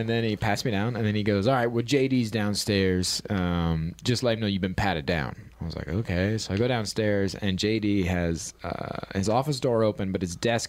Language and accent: English; Marion, Ohio, United States; where I grew up in Marion, Ohio, we are known for the Popcorn Festival.